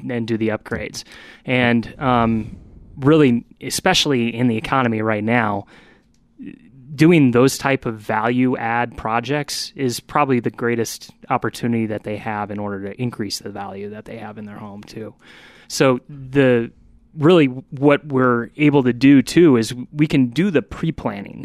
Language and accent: English; Midwest, United States; moved away; I come from the Midwest